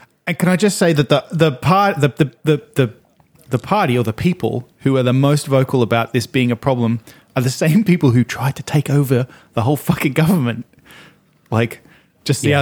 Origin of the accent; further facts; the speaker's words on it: Australia; moved away; I'm from Australia